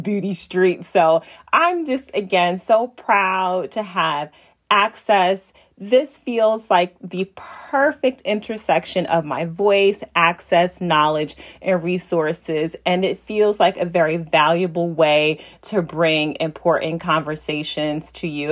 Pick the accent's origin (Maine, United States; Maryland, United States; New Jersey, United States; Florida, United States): New Jersey, United States; Newark; as a young girl growing up in Newark, New Jersey